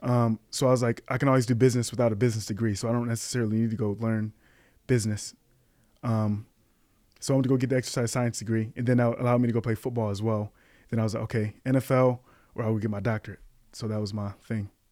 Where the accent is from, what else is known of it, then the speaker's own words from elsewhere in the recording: Kalamazoo, Michigan, United States; moved away as an adult; now in Chicago, United States; I was born in Kalamazoo, Michigan